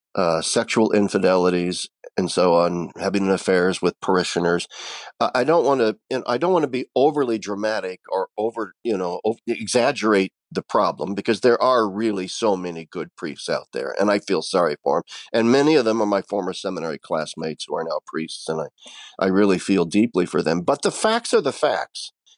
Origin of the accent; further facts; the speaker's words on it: Nebraska, United States; also born or lived in Pennsylvania; now in Harveys Lake, United States; I am originally from Nebraska